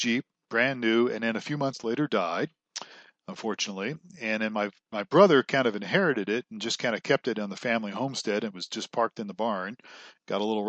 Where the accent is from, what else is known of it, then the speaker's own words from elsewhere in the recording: Ohio, United States; I grew up in Ohio, and my father worked for a strip mine company